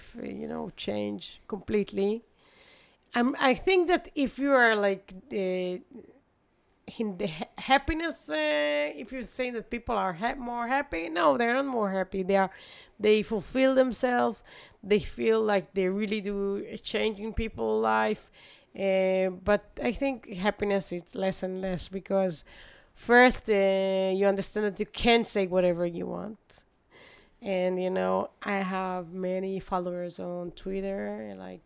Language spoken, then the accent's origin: English; Netanya, Central District, Israel; also born or lived in Ra'anana; I born in Ra'anana, but I prefer to, you know, just live in Netanya because I had many friends and we had really nice neighborhood